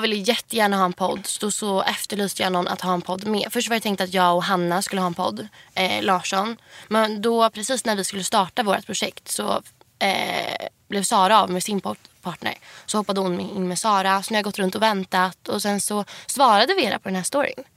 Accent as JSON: {"language": "Swedish", "town": "Huddinge", "region": "Stockholm County", "country": "Sweden", "said": "jag kommer ju från Huddinge eh, där jag bor med min mamma"}